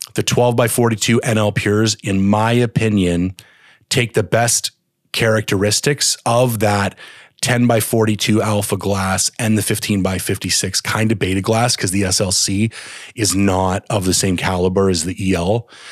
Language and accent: English; Canada; I'm a Canadian